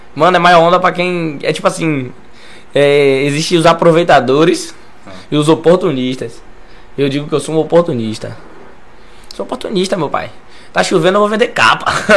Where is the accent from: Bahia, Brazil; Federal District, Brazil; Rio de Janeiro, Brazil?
Bahia, Brazil; Lauro de Freitas; Não saí de Lauro